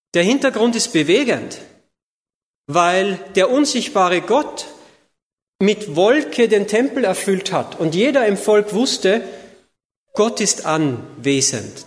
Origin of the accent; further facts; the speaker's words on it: Austria; moved away as an adult; now in Ludwigsburg, Germany; Also ich komme aus Österreich, bin gebürtiger Österreicher